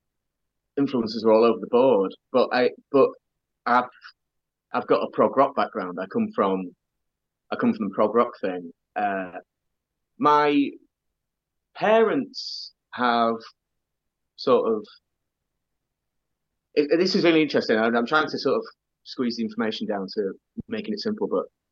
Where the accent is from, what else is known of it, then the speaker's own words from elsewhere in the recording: Doncaster, Yorkshire and the Humber, United Kingdom; when I was growing up in Doncaster.